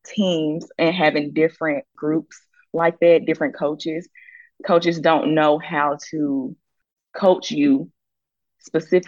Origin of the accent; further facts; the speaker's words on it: Clinton, Mississippi, United States; moved away; also born or lived in Alabama; I'm from Jackson, Mississippi, but I am from Clinton, Mississippi.